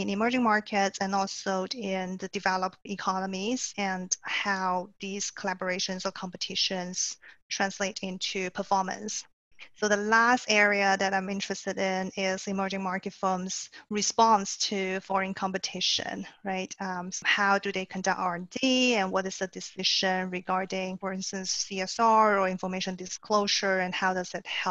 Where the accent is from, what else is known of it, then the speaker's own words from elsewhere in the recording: China; moved away as an adult; also born or lived in Singapore; I was born and raised in China